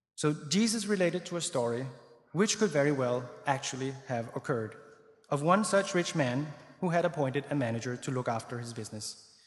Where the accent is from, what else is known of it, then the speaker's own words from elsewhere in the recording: Denmark; I grew up in Denmark, as I mentioned. Well, I mentioned I was Danish